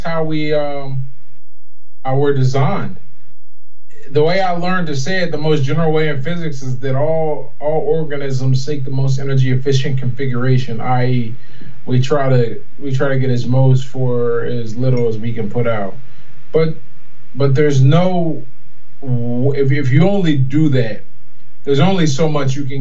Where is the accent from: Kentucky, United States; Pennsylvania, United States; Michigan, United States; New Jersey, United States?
Pennsylvania, United States; Pittsburgh; I was born in Pittsburgh, PA, grew up there